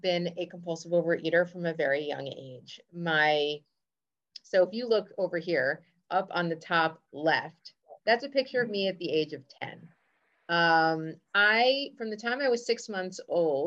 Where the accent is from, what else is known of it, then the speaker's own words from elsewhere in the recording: United States; I grew up in America